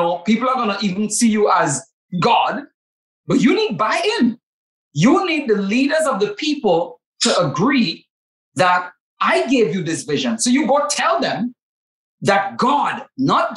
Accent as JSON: {"language": "English", "country": "Trinidad & Tobago", "accent": "Trinidadian", "said": "It's my rich Trinidadian accent."}